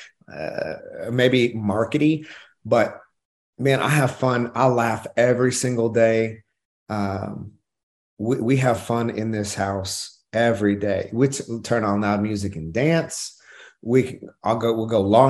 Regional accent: Oklahoma, United States; I'm from Oklahoma

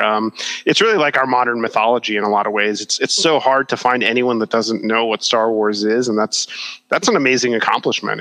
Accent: Miami, Florida, United States; my hometown of Miami

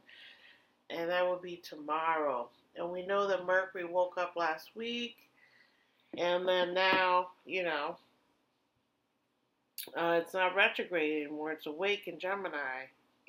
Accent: Germany; now in United States; the little tinier water heaters that are from Europe that I grew up with in Germany.

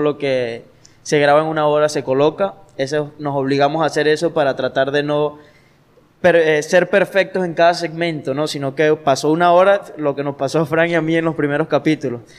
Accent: Guanare, Portuguesa, Venezuela; nosotros como guanareños

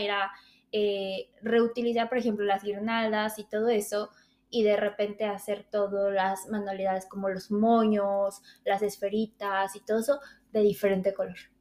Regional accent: Mexico

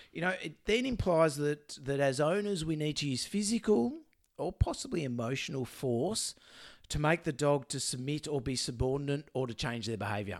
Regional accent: Melbourne, Victoria, Australia; I'm from Melbourne.

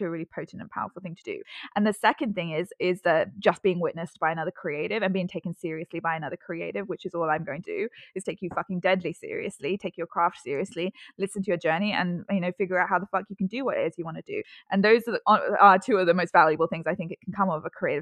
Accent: London, United Kingdom; now in Sydney, Australia; I'm actually from the UK, and I'm living in Sydney now, but I grew up in London

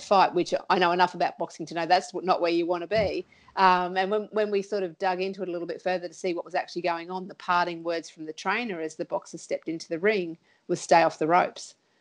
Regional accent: Sunshine Coast, Queensland, Australia; moved away as an adult; now in Townsville, Australia; I grew up on the Sunshine Coast

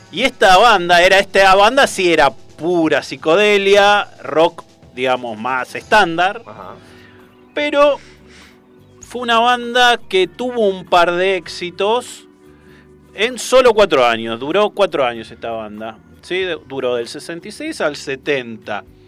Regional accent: Hurlingham, Buenos Aires Province, Argentina; yo soy de Hurlingham.

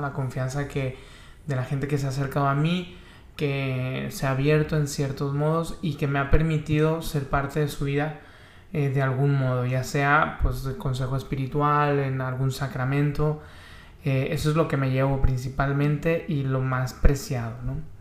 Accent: Monclova, Coahuila, Mexico; now in Tijuana, Mexico; la ciudad de Monclova, Coahuila, de donde soy originario

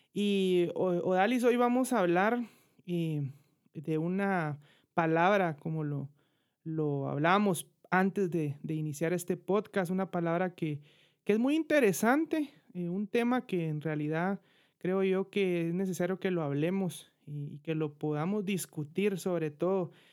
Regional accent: Guatemala City, Guatemala Department, Guatemala; yo soy de Guatemala, de la bella ciudad de Guatemala

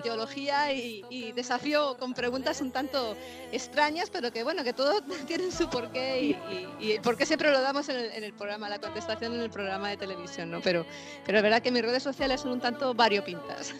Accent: Madrid, Community of Madrid, Spain; now in Los Angeles, United States; yo soy española, soy de Madrid, eh, España, y actualmente estoy residiendo

